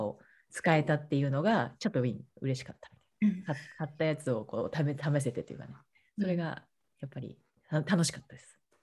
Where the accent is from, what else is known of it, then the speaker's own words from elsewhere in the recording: Kawasaki, Kanagawa, Japan; えっと、神奈川です。川崎です